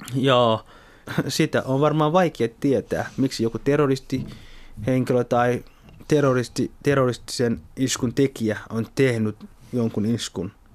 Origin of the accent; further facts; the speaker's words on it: Somalia; also born or lived in Kontiolahti, North Karelia, Finland; now in Helsinki, Finland; olen alun perin Somaliasta kotoisin, suomalainen tai Suomen somalialainen